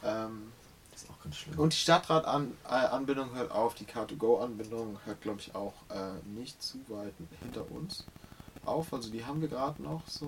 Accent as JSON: {"language": "German", "region": "Hamburg", "country": "Germany", "tie": "born or raised there", "said": "für mich ist der Hamburger Osten meine Heimat"}